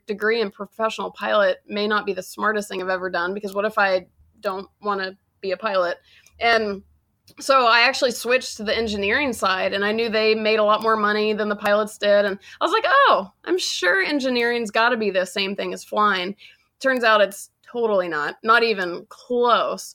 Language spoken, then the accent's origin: English; Georgia, United States; now in Los Angeles, United States; So I currently live in Los Angeles. I'm from Georgia